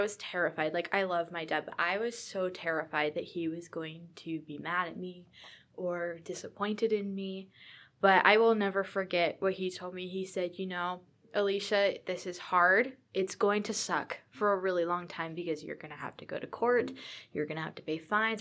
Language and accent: English; Virginia, United States; moved away as an adult; also born or lived in Utah; I am from Virginia